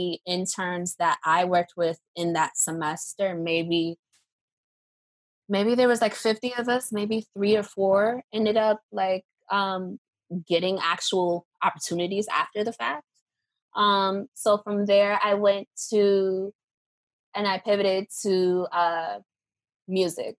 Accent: New York City, New York, United States; also born or lived in Baltimore; I'm from New York, so I grew up listening to Hot 97.

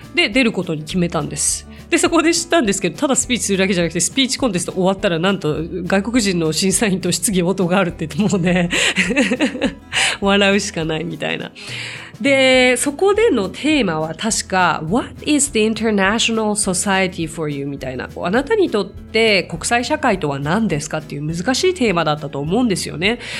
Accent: Tokyo, Japan; 私は東京生まれ東京育ち

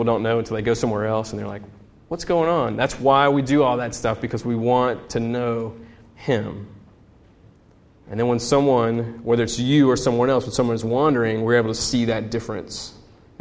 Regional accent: United States; as an American

